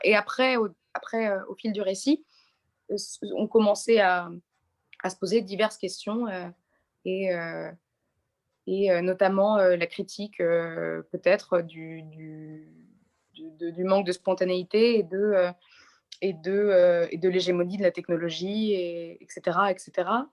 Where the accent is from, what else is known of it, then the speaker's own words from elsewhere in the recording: Nice, Provence-Alpes-Côte d'Azur, France; je suis née à Nice et que je trouve que c'est une, c'est une très très jolie ville